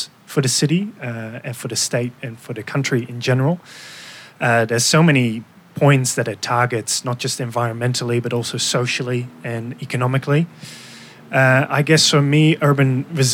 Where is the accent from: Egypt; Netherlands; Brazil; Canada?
Netherlands; moved away as an adult; now in Melbourne, Australia; I am from the Netherlands